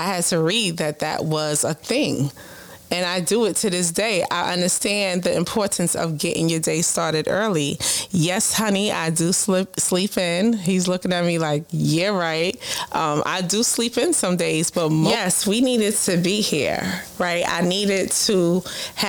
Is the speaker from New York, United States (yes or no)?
yes; New York City, New York, United States; born and raised in Brooklyn.